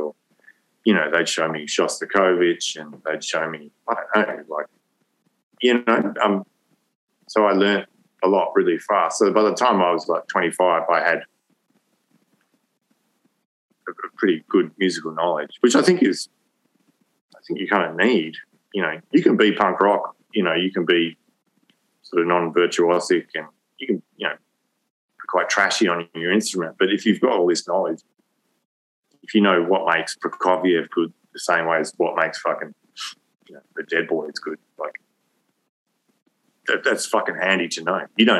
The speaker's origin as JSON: {"language": "English", "region": "London", "country": "United Kingdom", "tie": "born or raised there", "moved": "yes", "said": "I grew up partly in London"}